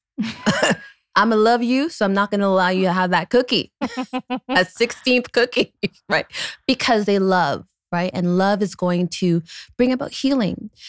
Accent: Canada; I'm a Canadian

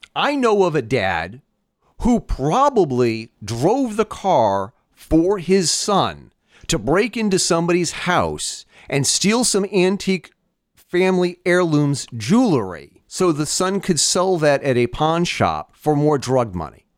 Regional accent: United States; As an American, as a parent

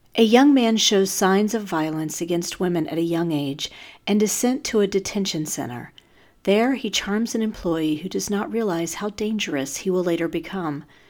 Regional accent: North Carolina, United States; my home state of North Carolina

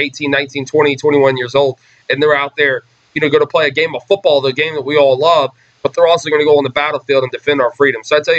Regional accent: Memphis, Tennessee, United States; Growing up in Memphis, everybody knew of Jimmy Sexton's kids went to MUS

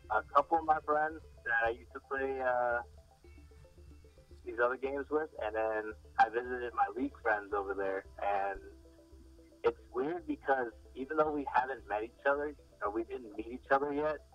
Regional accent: the South, United States; Well, for me at least, because I'm from the South

